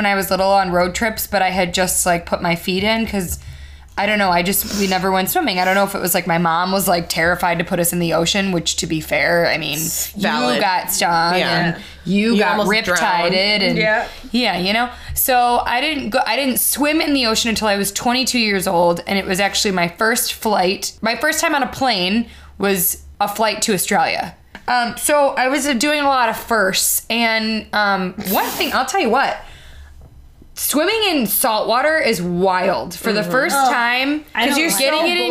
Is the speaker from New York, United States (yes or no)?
no; Chicago, Illinois, United States; I'm from Chicago.